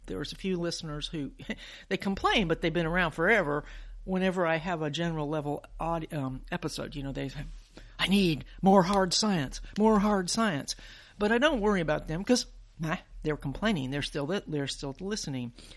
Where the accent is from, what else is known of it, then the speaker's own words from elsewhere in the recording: Huntsville, Alabama, United States; I grew up in Huntsville